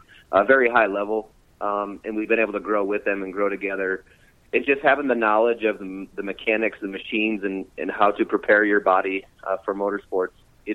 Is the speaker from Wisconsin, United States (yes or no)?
no; North Iowa, United States; I'm from Bend, North Iowa.